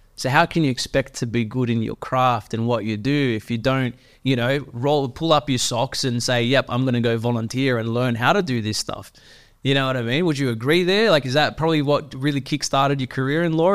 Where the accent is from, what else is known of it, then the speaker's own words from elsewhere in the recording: Sydney, New South Wales, Australia; I grew up in Western Sydney